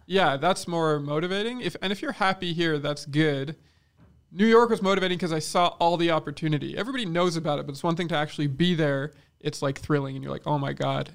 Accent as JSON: {"language": "English", "region": "Quebec", "country": "Canada", "said": "we're an English minority in a fucking English speaking, okay, in Quebec"}